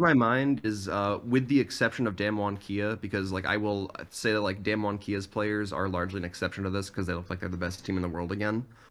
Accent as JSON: {"language": "English", "town": "Boston", "region": "Massachusetts", "country": "United States", "moved": "yes", "lives_now": "upstate New York, United States", "said": "I'm from originally the Boston, Massachusetts area"}